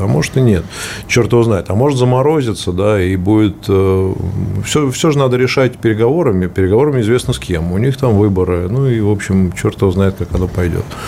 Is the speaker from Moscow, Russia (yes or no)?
yes; Moscow, Russia; Я из Москвы